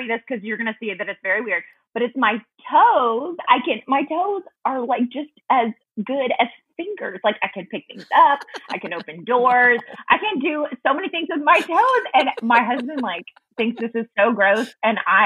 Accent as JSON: {"language": "English", "town": "Memphis", "region": "Tennessee", "country": "United States", "tie": "born or raised there", "also_born_or_lived": "Hernando, Mississippi", "said": "my husband and I grew up in the Memphis area"}